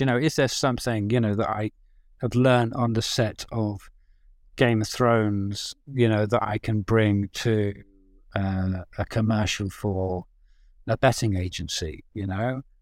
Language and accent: English; English village, England, United Kingdom; also born or lived in Birmingham; now in London, United Kingdom; I grew up in the village